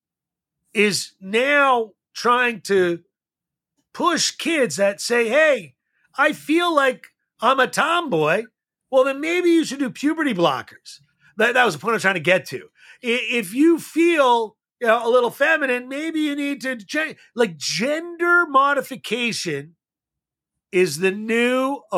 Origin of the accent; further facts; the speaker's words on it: Montreal, Quebec, Canada; I grew up in Montreal, as David did